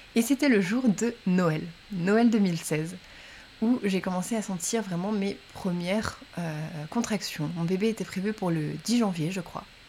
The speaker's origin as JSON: {"language": "French", "area": "Champagne-Ardenne, small town near Troyes", "region": "Grand Est", "country": "France", "tie": "born or raised there", "moved": "as an adult", "lives_now": "Paris, France", "said": "j'ai grandi euh, en Champagne-Ardenne, dans une petite ville, vraiment une petite ville à côté de Troyes."}